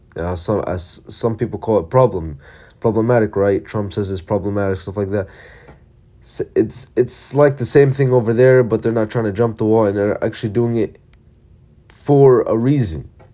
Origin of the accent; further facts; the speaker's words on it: Palestine; I'm from Palestine